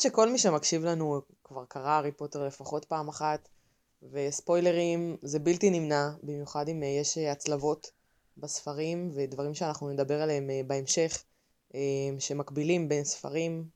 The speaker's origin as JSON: {"language": "Hebrew", "town": "Haifa", "region": "Haifa District", "country": "Israel", "said": "אני חיפאית, בת 26"}